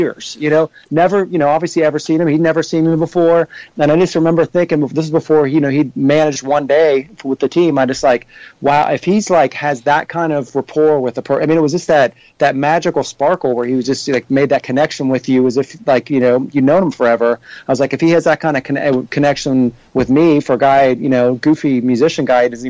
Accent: Cincinnati, Ohio, United States; I grew up here in Cincinnati

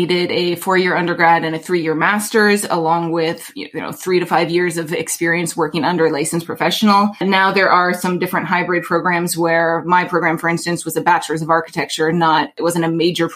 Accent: Alaska, United States; moved away as an adult; now in New York City, United States; born and raised in Alaska, I came to the East Coast for school

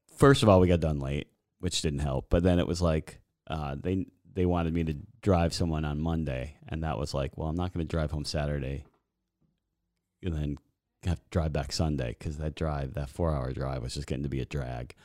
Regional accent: Boston, Massachusetts, United States; moved away; I was raised in Boston area, everything Boston

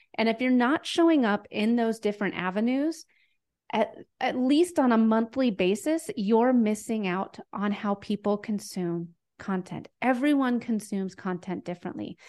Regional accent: Denver, Colorado, United States; I'm from Denver, Colorado.

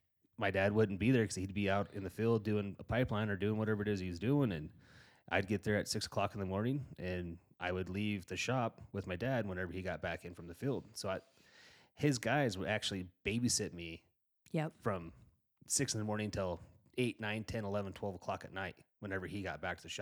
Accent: Gillette, Wyoming, United States; But like I said, I grew up in Gillette. I grew up in my dad owned a construction outfit, and I grew up in that welding shop, and I was raised by a lot of those guys.

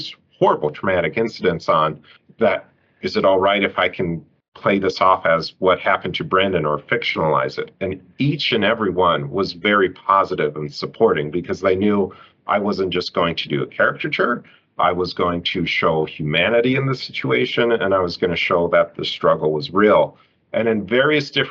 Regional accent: United States

